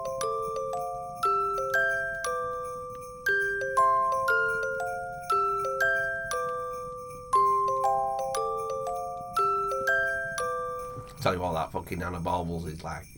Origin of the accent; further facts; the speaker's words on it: Leeds, Yorkshire and the Humber, United Kingdom; I'm from Leeds